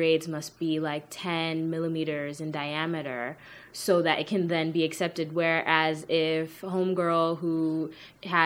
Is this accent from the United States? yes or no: no; Kenya; I'm from Kenya